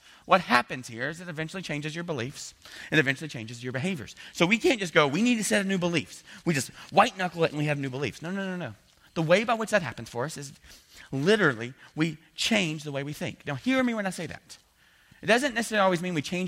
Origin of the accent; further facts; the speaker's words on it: the South, United States; I'm from the South.